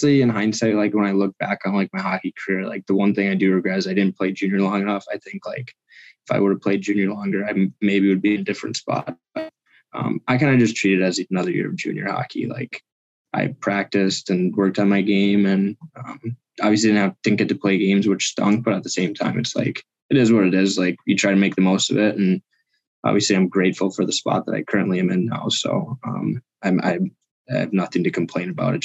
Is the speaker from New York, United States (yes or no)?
no; Minnesota, United States; my experience in high school hockey in Minnesota